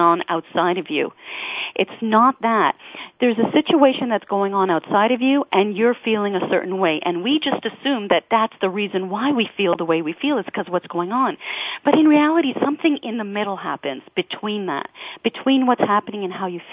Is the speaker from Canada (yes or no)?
yes; Toronto, Ontario, Canada; I'm from Toronto